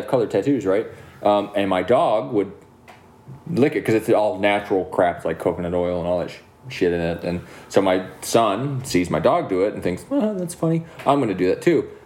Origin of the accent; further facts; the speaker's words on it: Milan, Michigan, United States; We're from Milan